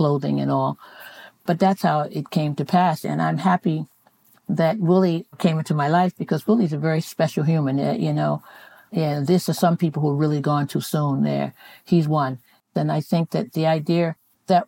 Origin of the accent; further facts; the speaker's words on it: New York City, New York, United States; I grew up in Brooklyn and Bedford-Stuyvesant for the first 12 years of my life